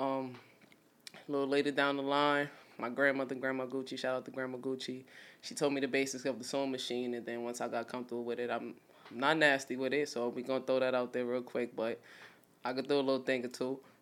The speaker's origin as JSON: {"language": "English", "town": "New York City", "region": "New York", "country": "United States", "said": "I'm from Brownsville, Brooklyn"}